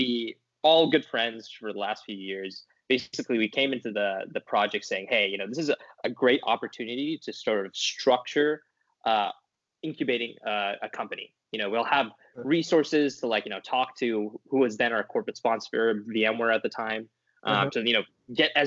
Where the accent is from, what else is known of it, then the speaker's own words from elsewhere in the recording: Bakersfield, California, United States; also born or lived in Stanford; I was raised by Indian American parents, Indian parents, and I'm Indian American in Bakersfield.